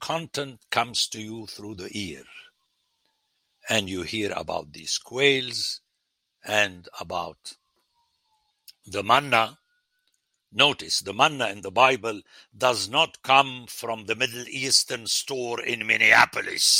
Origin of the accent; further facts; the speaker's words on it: Lebanon; moved away; when I grew up in Lebanon